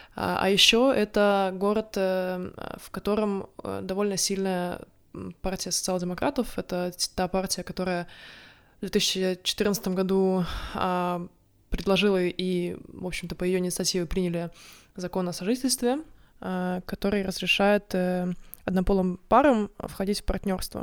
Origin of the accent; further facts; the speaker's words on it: Narva, Ida-Viru County, Estonia; moved away as an adult; also born or lived in Tartu, Estonia; now in Sweden; Я не из Таллина. Я родилась в Нарве